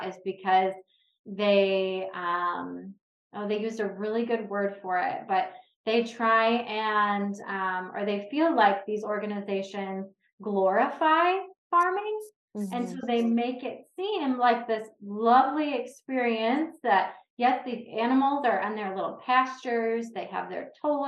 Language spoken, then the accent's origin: English; Detroit, Michigan, United States; I'm from the Detroit area